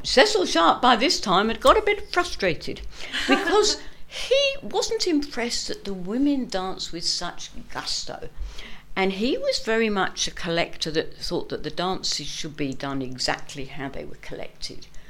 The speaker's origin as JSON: {"language": "English", "region": "London", "country": "United Kingdom", "tie": "born or raised there", "moved": "as an adult", "lives_now": "Perth, Australia", "said": "I'm a Londoner by trade, born and bred, and went to uni in London, but came to Australia by bus"}